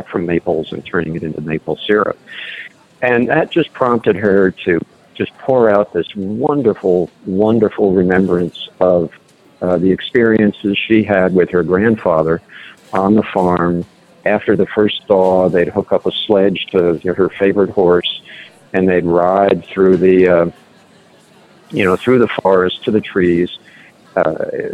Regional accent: New Jersey, United States; moved away; I grew up in New Jersey. My mom is still out there

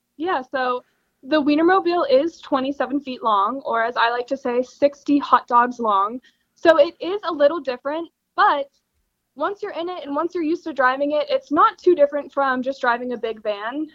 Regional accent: Pittsburgh, Pennsylvania, United States; I am from Pittsburgh, Pennsylvania

